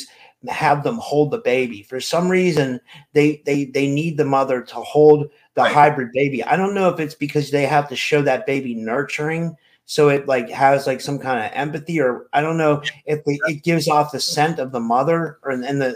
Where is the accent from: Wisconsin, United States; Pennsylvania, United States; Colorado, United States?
Pennsylvania, United States; I'm from Pennsylvania.